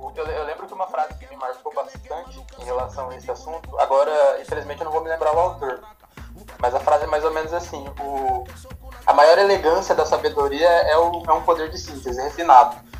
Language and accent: Portuguese; Guaíra, São Paulo, Brazil; eu venho de uma cidade bem pequenininha aqui do interior de São Paulo, chama Guaíra